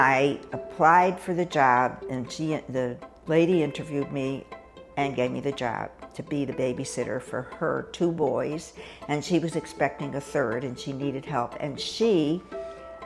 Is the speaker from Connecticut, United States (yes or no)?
yes; Hartford, Connecticut, United States; moved away as an adult; I grew up in Hartford, Connecticut, where I spent the first 18 years of my life and never moved back after that.